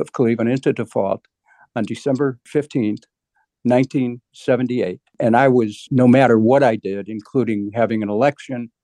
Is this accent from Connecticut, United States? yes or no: no; Cleveland, Ohio, United States; when I grew up in Cleveland, I remember my parents counting pennies to pay utility bills